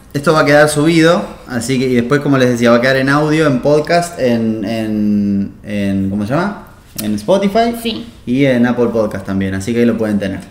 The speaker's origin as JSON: {"language": "Spanish", "region": "Buenos Aires", "country": "Argentina", "tie": "born or raised there", "said": "nuestro país, por lo menos, o nuestro, donde nosotros nos criamos, eh, en Buenos Aires"}